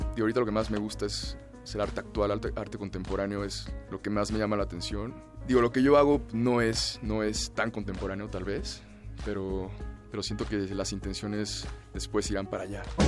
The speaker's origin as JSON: {"language": "Spanish", "region": "Mexico City", "country": "Mexico", "tie": "born or raised there", "said": "Nací en la Ciudad de México hace 29 años"}